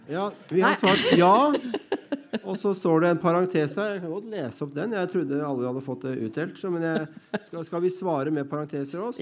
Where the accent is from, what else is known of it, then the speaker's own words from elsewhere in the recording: Oslo, Norway; jeg er fra Bøler, så jeg har eh, et uh, vulgært språk